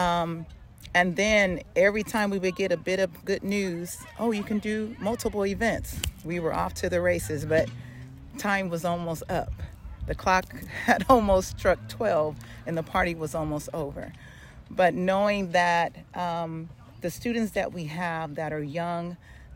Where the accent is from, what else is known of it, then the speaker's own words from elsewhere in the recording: Long Beach, California, United States; I'm from Long Beach, not LA.